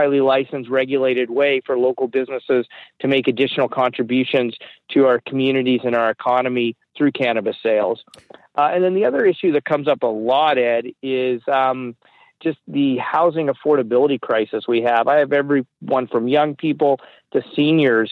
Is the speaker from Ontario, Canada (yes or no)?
yes; Guelph, Ontario, Canada; my hometown in Guelph